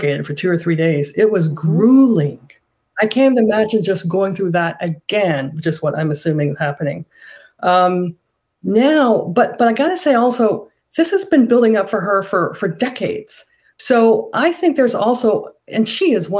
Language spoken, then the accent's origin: English; Canada; I'm Canadian, and I, the night of the election, the night before the election, I got on a plane and came back to Canada and just stayed here for a while